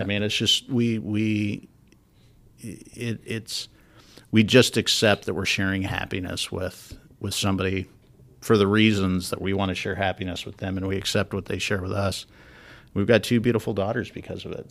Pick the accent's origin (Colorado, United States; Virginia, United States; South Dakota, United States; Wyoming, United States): Wyoming, United States; moved away; I'm from Wyoming